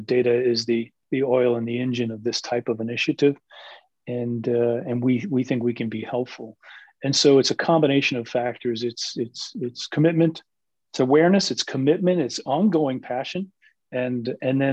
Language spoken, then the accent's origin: English; Jersey City, New Jersey, United States; I'm a city kid. I'm from Jersey City, which is one of the most diverse large cities in America. It is literally equal parts, 25%, if you will, Asian American, Asian, Hispanic, African American, and Caucasian, almost 25% each. And so I grew up around diversity